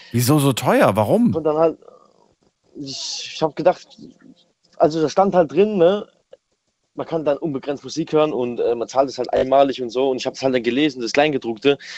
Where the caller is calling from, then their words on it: Germersheim, Rhineland-Palatinate, Germany; Äh, ich komme aus Germersheim.